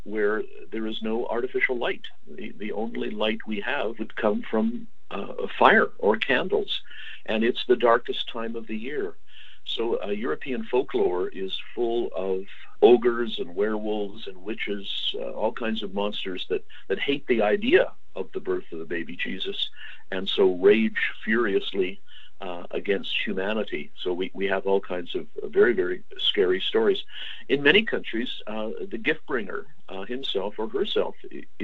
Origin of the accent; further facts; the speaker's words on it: Canada; I'm a Canadian historian